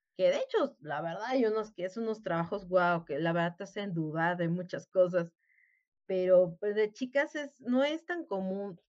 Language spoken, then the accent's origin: Spanish; Mexico; somos aquí los mexicanos